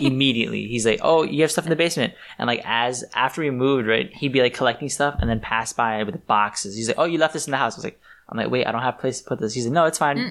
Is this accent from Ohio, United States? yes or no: no; New York, United States; I was born and raised here in New York